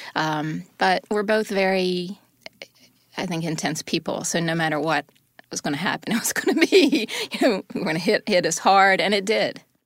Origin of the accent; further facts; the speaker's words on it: the South, United States; I'm from the South and was raised in a fundamentalist, uh, Christian home.